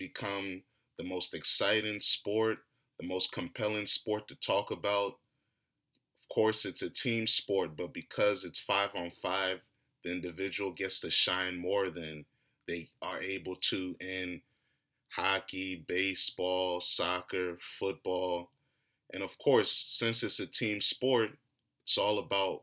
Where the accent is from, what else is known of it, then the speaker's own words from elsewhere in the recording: Alexandria, Virginia, United States; growing up in Alexandria, Virginia, Janet Lee Avenue, Buckman